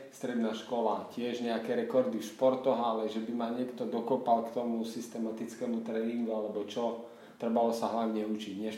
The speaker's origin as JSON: {"language": "Slovak", "town": "Vranov nad Topľou", "region": "Prešov Region", "country": "Slovakia", "tie": "born or raised there", "said": "som z Vranova na Topľov, kde som sa aj narodil, aj žijem."}